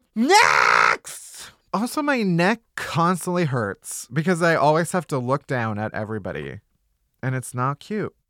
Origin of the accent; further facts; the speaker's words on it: Midwest, United States; I'm also a Midwesterner